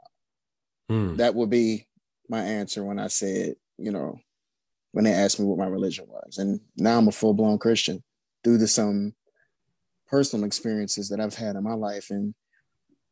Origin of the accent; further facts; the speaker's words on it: Cleveland, Ohio, United States; I'm from Cleveland, Ohio. I hail from the Glenville area.